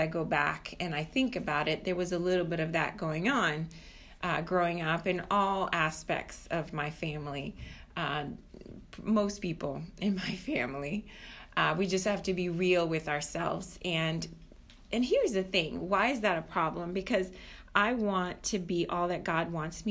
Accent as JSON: {"language": "English", "country": "Brazil", "moved": "yes", "lives_now": "United States", "said": "I'm coming originally from Brazil"}